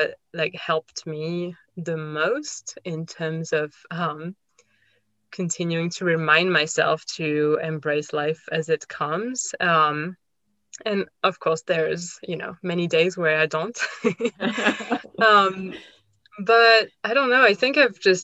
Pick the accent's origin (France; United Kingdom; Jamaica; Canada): France; moved away as an adult; also born or lived in Australia; now in United States; I grew up in France, and I've moved many times in my life. I moved to Australia when I was 21. I moved to the US a few years ago.